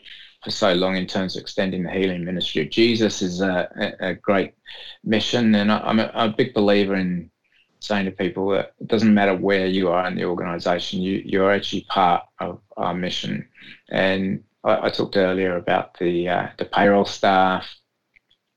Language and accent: English; England, United Kingdom; moved away; back in my home country of England